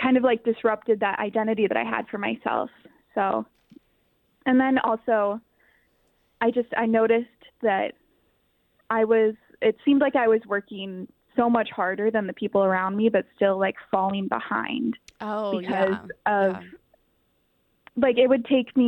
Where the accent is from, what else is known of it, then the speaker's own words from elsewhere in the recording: Dubuque, Iowa, United States; also born or lived in Waterloo, Iowa; I was born in Waterloo, Iowa, and then I moved to Dubuque when I was really young. So I mostly grew up there